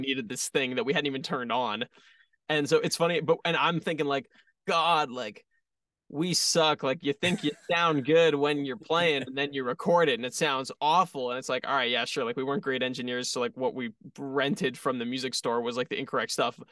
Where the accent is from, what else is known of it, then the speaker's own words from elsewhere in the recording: Toronto, Ontario, Canada; we're from Toronto